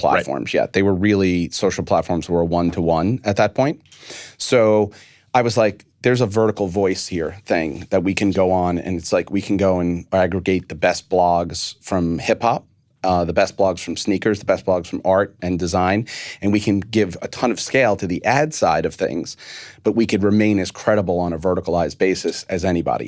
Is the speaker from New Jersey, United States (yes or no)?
no; New York, United States; I'm a New Yorker